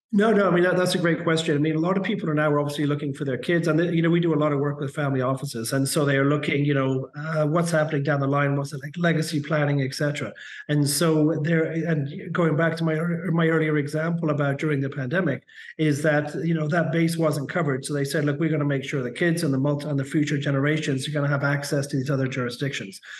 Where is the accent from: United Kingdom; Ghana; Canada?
Canada; in Canada, we call it permanent residency